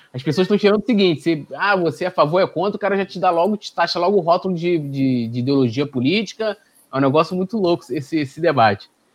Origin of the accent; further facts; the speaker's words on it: São Gonçalo, Rio de Janeiro, Brazil; eu sou de São Gonçalo